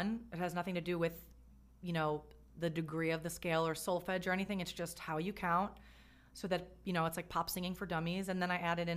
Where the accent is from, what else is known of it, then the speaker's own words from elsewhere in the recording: New Jersey, United States; I grew up in New Jersey